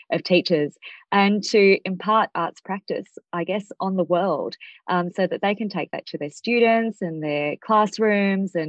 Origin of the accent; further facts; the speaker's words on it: Australia; I grew up in Australia, really disconnected from Indian culture